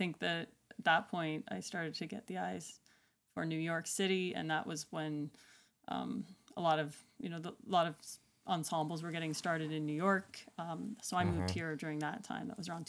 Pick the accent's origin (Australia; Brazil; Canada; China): Canada; Alberta; I guess where I grew up in Western Canada, just like Alberta, Prairie Alberta, not Mountain Alberta, the east side.